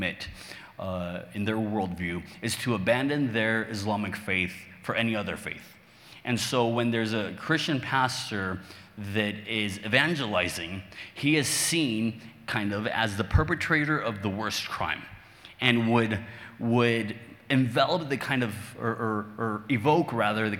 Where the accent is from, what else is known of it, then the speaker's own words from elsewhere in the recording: Mexico; English is a second language; I'm Mexican, born and raised. I live in Mexico to this day. English is my second language.